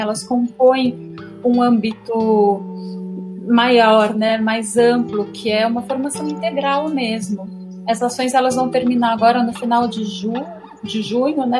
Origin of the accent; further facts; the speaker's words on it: São Paulo, Brazil; eu sou de São Paulo